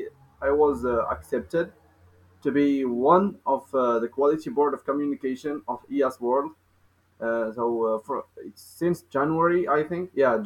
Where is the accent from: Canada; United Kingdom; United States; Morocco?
Morocco; English is a second language; also born or lived in Kenitra, Morocco / Meknes, Morocco; I'm from Morocco. I live in Kenitra. I am 19 years old.